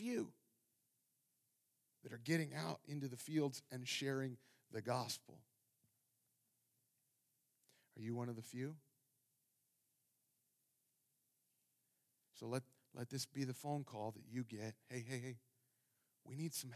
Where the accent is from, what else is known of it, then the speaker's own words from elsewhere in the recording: Ohio, United States; moved away; I grew up in the cornfields of Ohio